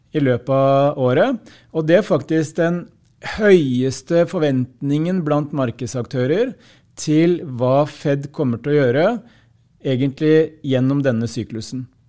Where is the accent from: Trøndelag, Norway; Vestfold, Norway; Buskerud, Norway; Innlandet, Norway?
Innlandet, Norway; Hamar; på lokalt språk der jeg kommer fra